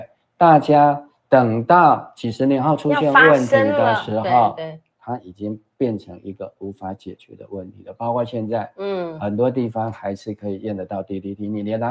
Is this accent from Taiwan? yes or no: yes; Taiwan; 我们台湾人民也知道啊，